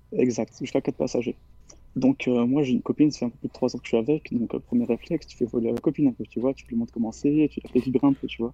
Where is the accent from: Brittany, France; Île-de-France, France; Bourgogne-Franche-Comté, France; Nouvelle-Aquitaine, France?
Nouvelle-Aquitaine, France; near Bordeaux; j'ai 17 ans, je viens des alentours de Bordeaux